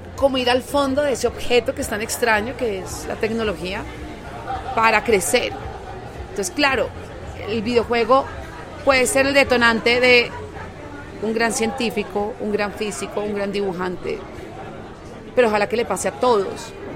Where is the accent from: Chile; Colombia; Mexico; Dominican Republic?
Colombia; me invita como artista colombiana. No me presento mucho en mi país